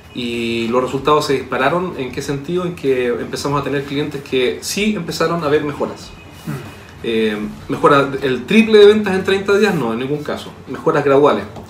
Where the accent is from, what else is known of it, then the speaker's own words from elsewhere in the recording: Chile; accent: chileno; en Chile tú sabes que hablamos muy mal.